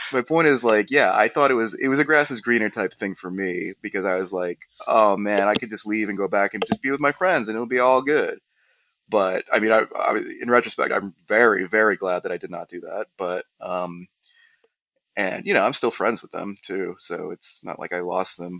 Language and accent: English; Columbus, Ohio, United States; we're both from Ohio.